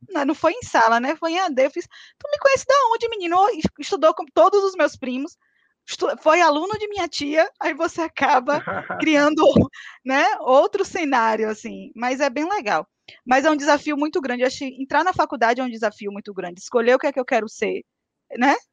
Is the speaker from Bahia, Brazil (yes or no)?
yes; Rui Barbosa, Bahia, Brazil; now in Salvador, Brazil; Na verdade, eu sou de Rui Barbosa, morei em Taberaba e vim parar em Salvador, trabalhei em feira, estou em Salvador.